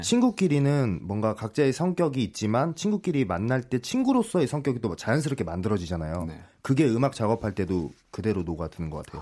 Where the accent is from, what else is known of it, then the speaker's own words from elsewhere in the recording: Incheon, South Korea; 저희가 인천 출신들이고